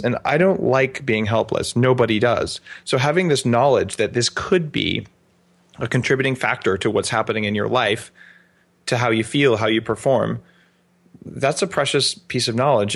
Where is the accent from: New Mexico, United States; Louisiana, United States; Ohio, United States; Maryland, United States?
New Mexico, United States; Albuquerque; now in Vancouver Island, Canada; I grew up in Albuquerque